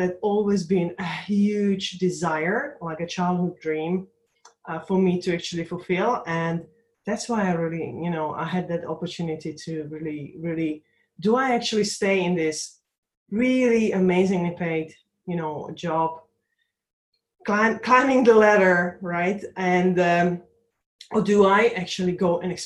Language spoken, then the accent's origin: English; Slovakia; now in London, United Kingdom; I was born in Czechoslovakia at that time, it was one country holding two different nations, but my country now is Slovakia, so Slovak Republic